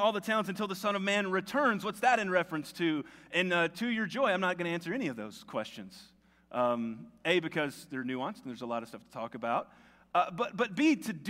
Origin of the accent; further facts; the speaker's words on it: Tennessee, United States; growing up in Tennessee, there's a lot of water around, and it's just part of the culture that I grew up